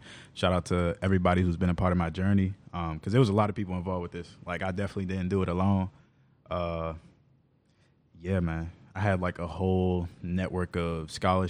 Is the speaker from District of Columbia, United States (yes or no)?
yes; Washington, District of Columbia, United States; I grew up in Northeast D.C. In the Mayfair neighborhood, like Mayfair Paradise side